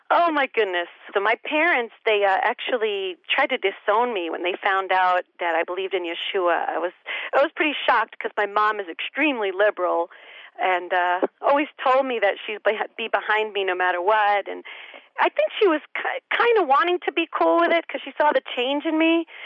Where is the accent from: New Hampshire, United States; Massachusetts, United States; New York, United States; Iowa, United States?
New York, United States; New York City; Born and raised in Brooklyn. I'm a little Jewish girl from Brooklyn